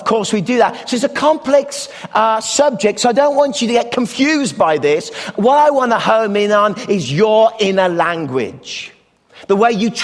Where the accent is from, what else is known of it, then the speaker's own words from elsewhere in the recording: Canada; as a Canadian